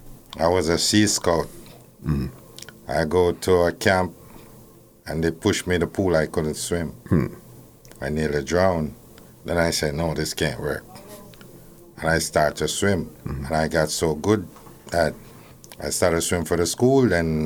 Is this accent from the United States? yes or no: no; Kingston, Jamaica; I grew up in Vineyard Town